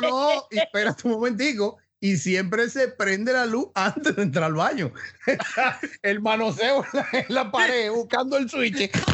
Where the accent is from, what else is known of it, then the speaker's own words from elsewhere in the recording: Santo Domingo, Distrito Nacional, Dominican Republic; yo me crié en el Piantini